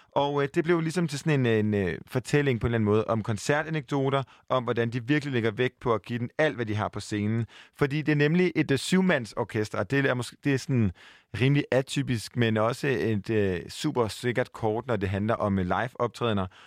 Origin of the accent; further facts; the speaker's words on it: Aarhus, Central Denmark Region, Denmark; now in Copenhagen, Denmark; jeg er jo jyde. Og jeg flygter hjem til Aarhus